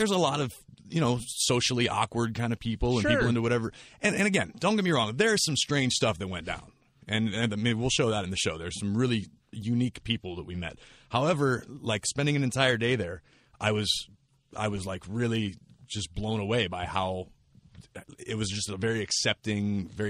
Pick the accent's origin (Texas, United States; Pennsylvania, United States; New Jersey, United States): Pennsylvania, United States; Pittsburgh; I grew up in Pittsburgh